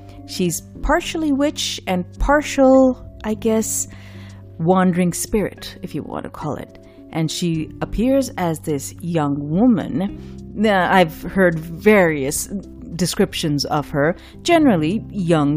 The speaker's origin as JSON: {"language": "English", "town": "Karachi", "region": "Sindh", "country": "Pakistan", "tie": "born or raised there", "moved": "yes", "said": "the city of Karachi, the city I grew up in Pakistan"}